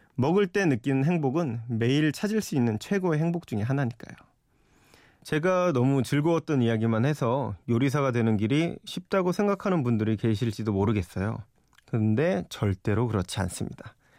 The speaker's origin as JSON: {"language": "Korean", "town": "Yeoju", "region": "Gyeonggi Province", "country": "South Korea", "tie": "born or raised there", "also_born_or_lived": "Seoul / New York", "moved": "as an adult", "said": "제 고향 경기도 여주에 계신 아버지"}